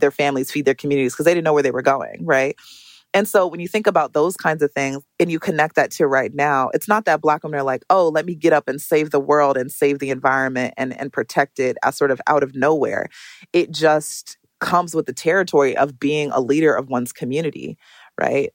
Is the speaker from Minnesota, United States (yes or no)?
yes; Minneapolis, Minnesota, United States; I grew up in Minneapolis, Minnesota